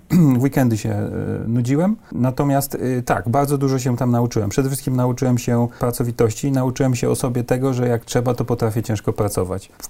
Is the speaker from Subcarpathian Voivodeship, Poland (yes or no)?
yes; Mielec, Subcarpathian Voivodeship, Poland; moved away; also born or lived in Kraków / Warsaw; Pochodzę z Podkarpacia